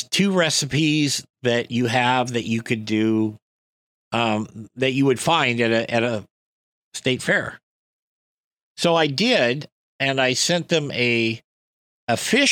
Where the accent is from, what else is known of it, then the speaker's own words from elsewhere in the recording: West Coast, United States; I come from the West Coast